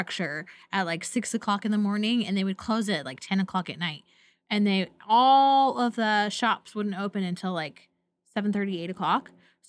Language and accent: English; Pacific Northwest, United States; I grew up in the Pacific Northwest. It rained a lot